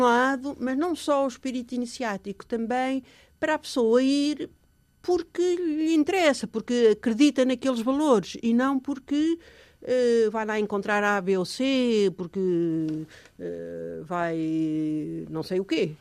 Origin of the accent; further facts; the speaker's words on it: Portugal; moved away as an adult; eu sou portuguesa